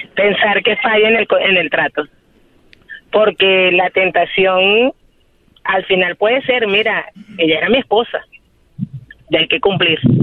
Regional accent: Venezuela; moved away as an adult; now in Chicago, United States; Soy venezolana y tengo un año y medio viviendo en Chicago

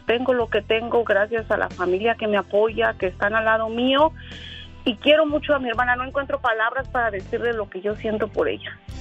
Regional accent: Mexico City, Mexico; now in San Francisco, United States; Soy originaria de la Ciudad de México, pero radico aquí en San Francisco, California

